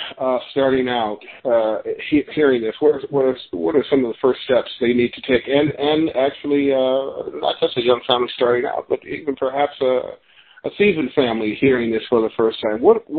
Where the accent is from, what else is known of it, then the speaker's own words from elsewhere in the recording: Chicago, Illinois, United States; those communities that I grew up in Chicago, south side of Chicago